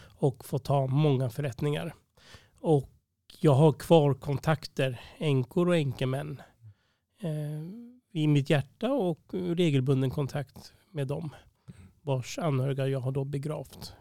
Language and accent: Swedish; Uppsala, Uppsala County, Sweden; jag var uppvuxen här i Uppsala